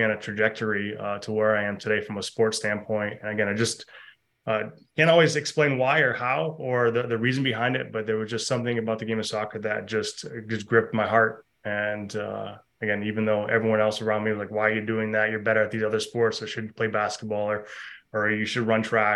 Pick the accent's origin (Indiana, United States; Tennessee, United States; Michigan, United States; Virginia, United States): Michigan, United States; Mount Pleasant; moved away as an adult; also born or lived in Ohio; now in North Carolina, United States; So I grew up in Michigan, a farming community that also had a university. Central Michigan University was the school there